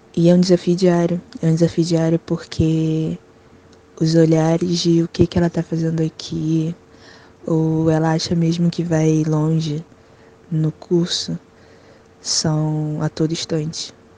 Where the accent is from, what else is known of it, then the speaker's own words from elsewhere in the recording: Rio de Janeiro, Brazil; Nascida e criada no Complexo da Penha, Morro da Chatuba, no Rio de Janeiro